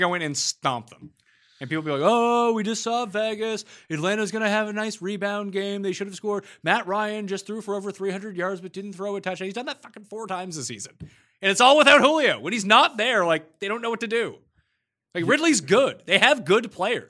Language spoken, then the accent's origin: English; Canada; us being Canadian